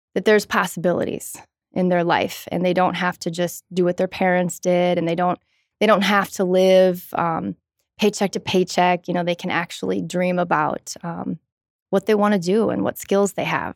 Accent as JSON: {"language": "English", "town": "Madison", "region": "Wisconsin", "country": "United States", "tie": "born or raised there", "said": "born and raised, uh, just a couple of miles from here, um, near the campus"}